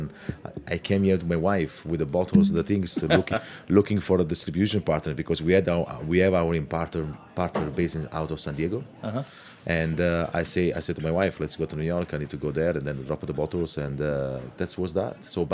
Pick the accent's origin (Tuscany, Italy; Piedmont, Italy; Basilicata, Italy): Basilicata, Italy; Pignola; English is a second language; moved away; also born or lived in Hong Kong; I'm from originally Basilicata, little village where you can see on the front label called Pignola.